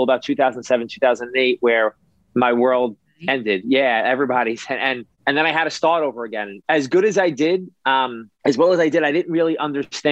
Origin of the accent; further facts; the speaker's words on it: New York City, New York, United States; I was a kid who grew up in New York. I grew up in Brooklyn